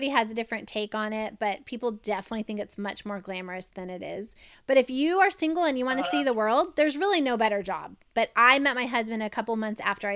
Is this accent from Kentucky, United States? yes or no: yes; Lexington, Kentucky, United States; moved away as an adult; also born or lived in Florida / North Carolina / Cincinnati, Ohio; I grew up, like I said, in Kentucky, Lexington